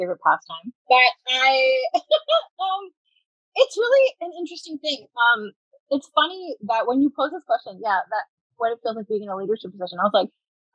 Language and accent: English; Hamilton, Ontario, Canada; We're both from Hamilton, in the Hamilton area